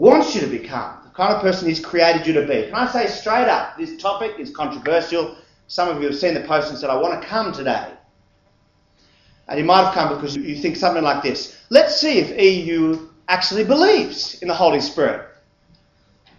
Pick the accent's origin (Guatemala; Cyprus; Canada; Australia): Australia; Sydney, New South Wales; the home I grew up in West Ryde